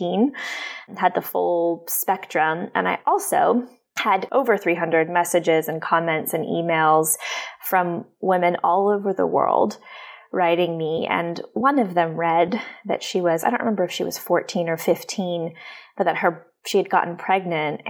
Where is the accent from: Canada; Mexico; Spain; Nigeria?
Canada; moved away as an adult; now in United States; I'm Canadian, but I've been living in the U.S. for about 3 years.